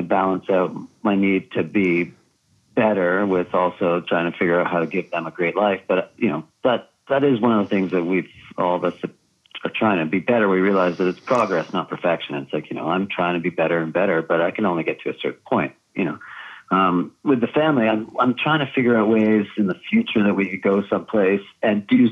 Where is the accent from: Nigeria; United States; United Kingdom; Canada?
Canada; just south of Montreal, Quebec; I grew up just south of Montreal in Quebec